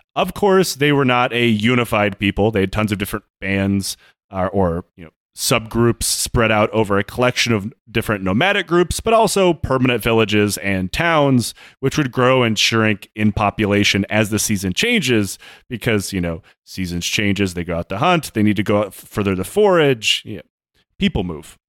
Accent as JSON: {"language": "English", "country": "United States", "said": "as an American"}